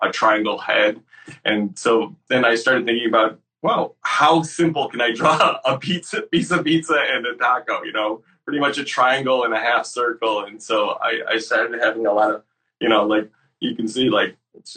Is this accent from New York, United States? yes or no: yes; Syracuse, New York, United States; I grew up in Syracuse, New York